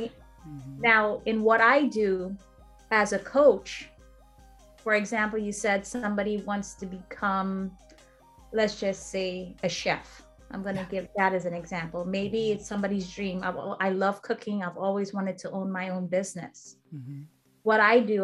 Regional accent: St. Lucia; now in United States; I'm from St. Lucia

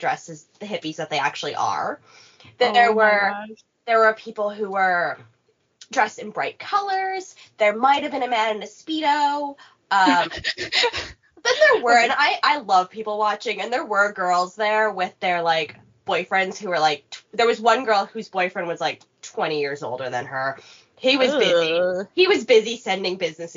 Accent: Nevis, St. Kitts & Nevis; also born or lived in Regina, Saskatchewan, Canada; now in Winnipeg, Canada; I'm from Nevis, but I am born in Canada.

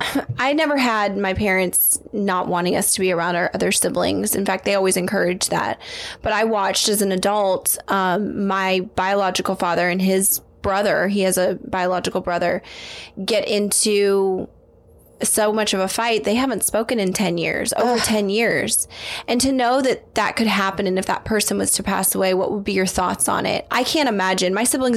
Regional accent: the South, United States; We are from the South, so anything is possible down here.

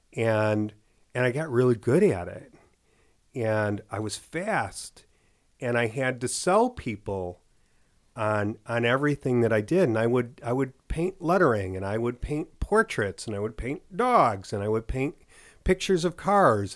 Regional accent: Chicago, Illinois, United States; from Chicago

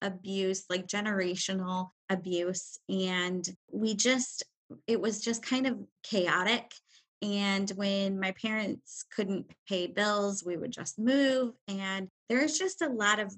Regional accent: Indiana, United States; I am from Indiana

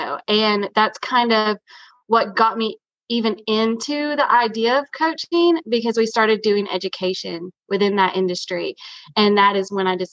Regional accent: East Tennessee, United States; now in Aiken, United States; I'm from originally from East Tennessee, and I live in Aiken, South Carolina now

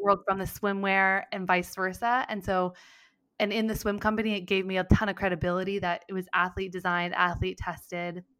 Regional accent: Mendocino County, Northern California, United States; also born or lived in San Diego; grew up on a weed farm in Mendocino County

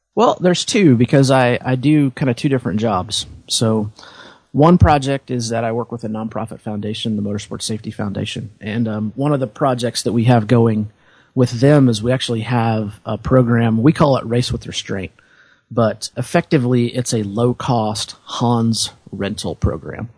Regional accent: Indiana, United States; I grew up in Indiana

